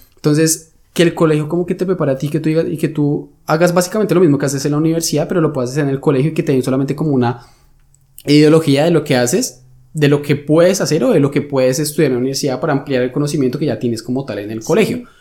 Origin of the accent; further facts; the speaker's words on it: Colombia; now in Germany; yo vengo de Colombia